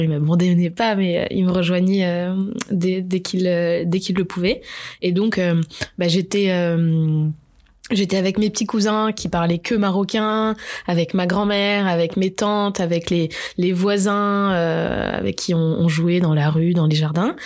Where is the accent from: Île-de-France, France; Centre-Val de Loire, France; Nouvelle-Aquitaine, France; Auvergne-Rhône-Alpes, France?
Nouvelle-Aquitaine, France; Bordeaux; also born or lived in Marseille; je suis de Bordeaux. J'ai grandi, j'ai grandi presque toute ma vie à Bordeaux